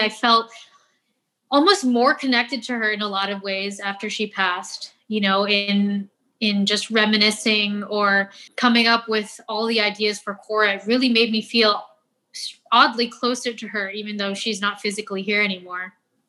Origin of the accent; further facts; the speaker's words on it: Philippines; the fact that I'm doing Filipino food and I am Filipino